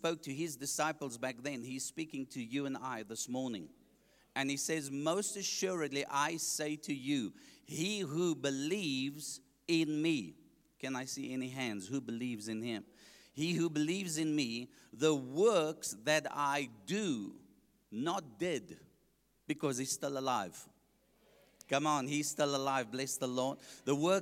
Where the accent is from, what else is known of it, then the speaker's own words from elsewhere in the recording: Johannesburg, Gauteng, South Africa; I grew up in Heelbrow, Johannesburg